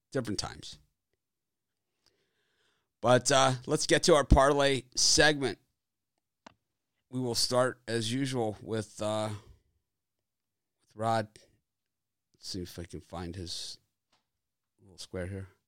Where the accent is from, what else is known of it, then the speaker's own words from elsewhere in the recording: Edmonton, Alberta, Canada; I, I grew up in Edmonton